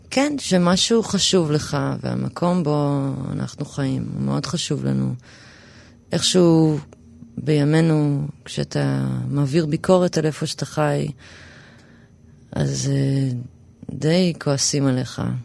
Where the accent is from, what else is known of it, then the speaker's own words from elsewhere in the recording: Tel Aviv, Tel Aviv District, Israel; also born or lived in New York, United States / Rosh HaAyin; גדלתי ברמת אביב